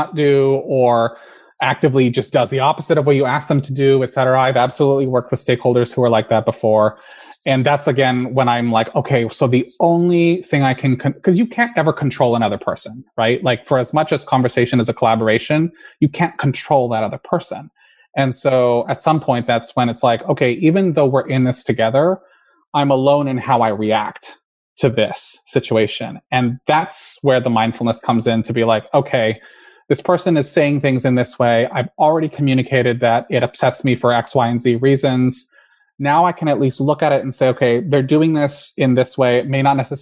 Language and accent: English; California, United States; I was raised in California